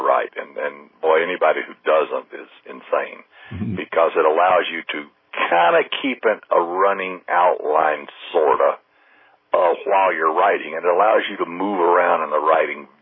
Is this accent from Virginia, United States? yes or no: no; Huntsville, Alabama, United States; moved away as an adult; also born or lived in Birmingham, Alabama / Houston, Texas; now in Orange County, United States; Huntsville, my hometown